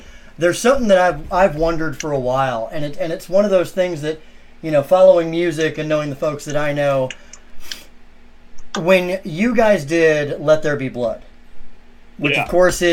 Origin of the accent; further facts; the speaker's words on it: Texas, United States; moved away; I'm originally from Texas